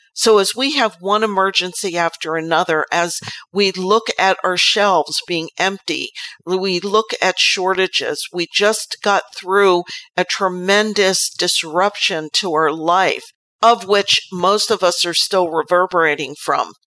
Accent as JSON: {"language": "English", "country": "United States"}